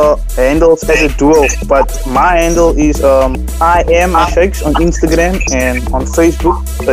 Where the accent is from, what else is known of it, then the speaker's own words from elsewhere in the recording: Cape Town, Western Cape, South Africa; from Cape Town.